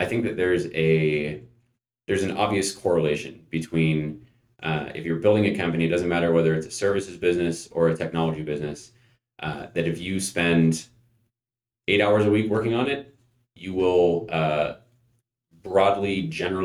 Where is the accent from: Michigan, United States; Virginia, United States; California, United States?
California, United States; North Bay, San Francisco Bay Area; moved away as an adult; now in Bend, United States; was born and raised in the North Bay and in the San Francisco Bay Area